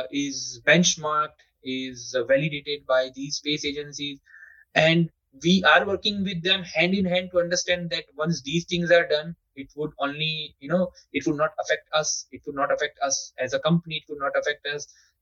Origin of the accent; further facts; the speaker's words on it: India; we are always ahead as an Indian